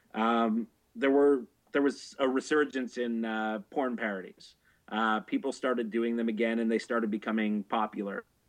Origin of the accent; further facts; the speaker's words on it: Canada; I'm Canadian, so uh, this is back from where Naked News was from